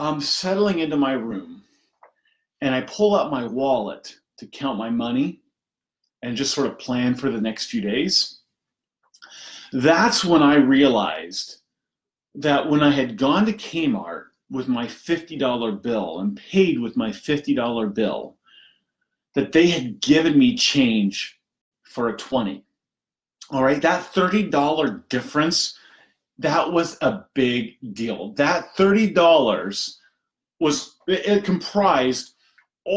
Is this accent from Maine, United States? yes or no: no; Indiana, United States; I grew up in Indiana, simple background, simple upbringing.